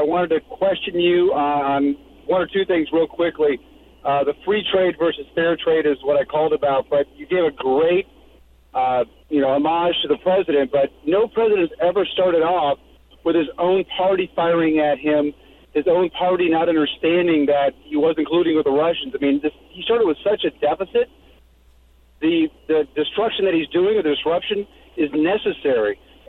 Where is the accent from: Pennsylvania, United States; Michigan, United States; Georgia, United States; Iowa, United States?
Iowa, United States; moved away; I'm originally from Iowa.